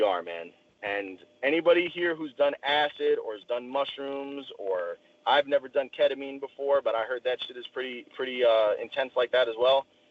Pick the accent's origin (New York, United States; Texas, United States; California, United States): New York, United States; outside New York City, United States; now in Indiana, United States; I grew up outside New York City